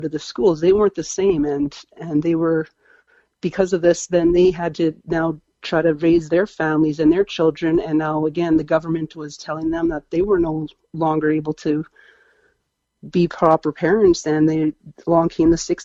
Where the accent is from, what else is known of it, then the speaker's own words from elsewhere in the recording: Abbotsford, British Columbia, Canada; I was born in Abbotsford, BC, and my mom is a West Coast native as well.